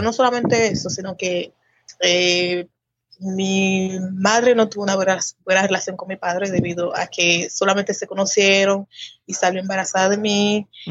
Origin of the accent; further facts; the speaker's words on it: Saltadero, Haiti; also born or lived in San Pedro de Macorís, Dominican Republic; En Haití en una parte de la frontera llamada Los Botados. Pero el pueblo se llama Saltadero.